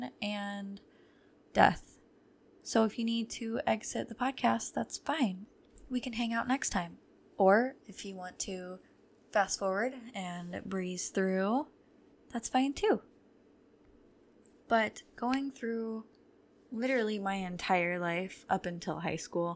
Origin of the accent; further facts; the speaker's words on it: near Toledo, Ohio, United States; I'm from Ohio and very close to Toledo.